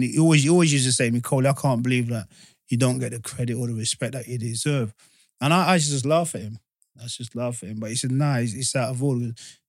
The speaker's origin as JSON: {"language": "English", "region": "England", "country": "United Kingdom", "tie": "born or raised there", "said": "I was born in England"}